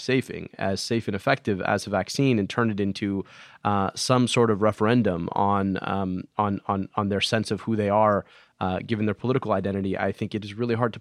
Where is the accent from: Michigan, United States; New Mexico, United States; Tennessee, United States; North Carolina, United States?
Michigan, United States; my home state of Michigan